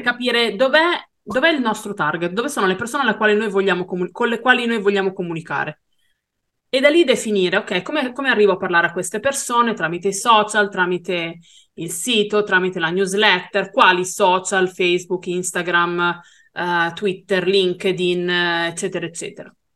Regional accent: Brianza, Lombardy, Italy; Io non sono veneta, sono brianzola

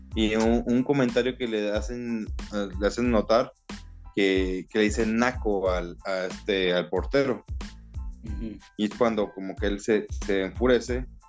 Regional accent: Mexico; soy mexicano, somos mexicanos

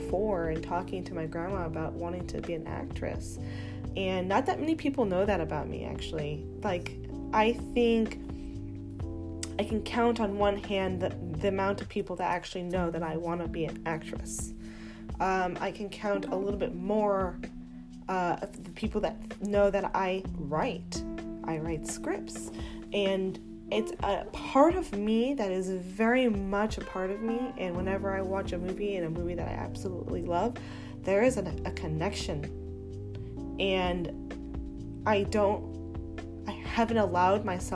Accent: Los Angeles, California, United States; born and raised in Hollywood

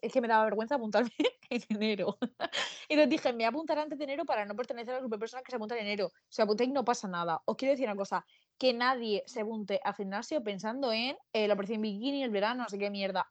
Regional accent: Murcia, Region of Murcia, Spain; Yo soy de Murcia

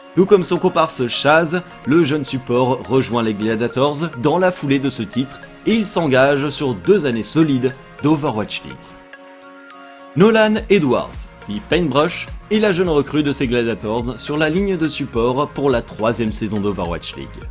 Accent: France; en tant que Français

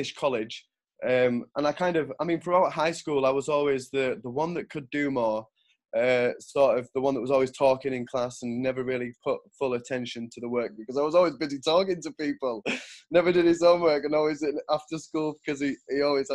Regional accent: York, Yorkshire and the Humber, United Kingdom; also born or lived in Switzerland; now in Sunderland, United Kingdom; I'm based in Sunderland. I grew up in York, moved to Switzerland. Now I'm in Sunderland.

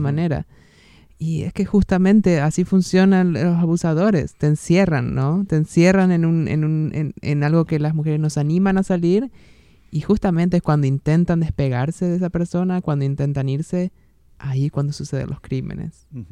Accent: near Rojas, Buenos Aires Province, Argentina; moved away; en Rojas, una ciudad muy cercana a mi, a mi ciudad natal

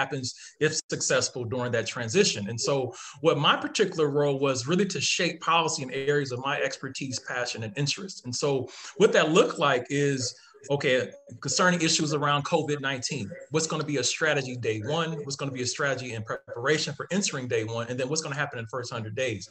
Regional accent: Akron, Ohio, United States; as a person growing up in Ohio, very humble beginnings from Akron, Ohio, growing up in Ohio

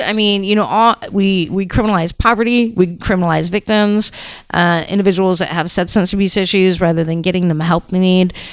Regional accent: Houston, Texas, United States; I'm from Houston, Texas, born and raised in Houston, Texas

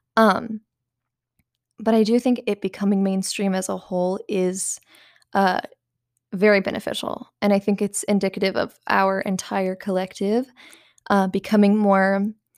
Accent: the Bible Belt, United States; growing up in the Bible Belt

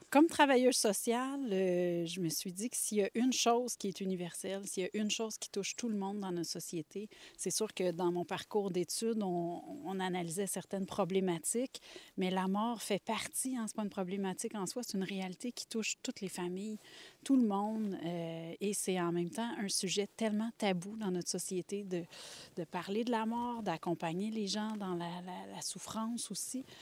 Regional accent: Laurentides, Quebec, Canada; je suis des Laurentides depuis que je suis toute petite

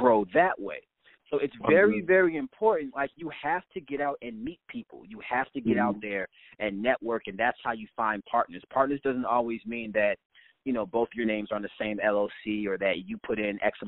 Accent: St. Louis, Missouri, United States; now in New Jersey, United States; when I was growing up in St. Louis, Missouri

